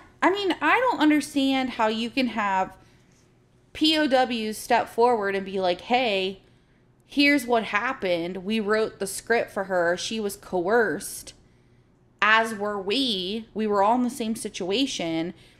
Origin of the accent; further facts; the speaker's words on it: United States; I'm talking we as Americans.